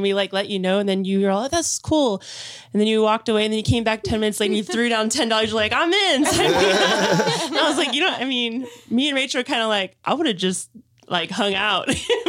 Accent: Salinas, California, United States; also born or lived in Long Beach / Los Angeles; I grew up in Salinas and then I moved down to Long Beach and I've been there the last 5 years and I moved back up here

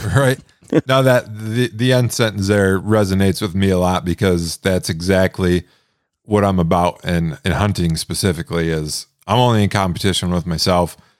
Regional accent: Michigan, United States; moved away as an adult; now in Montana, United States; I'm actually from Michigan originally. I lived most of my life there

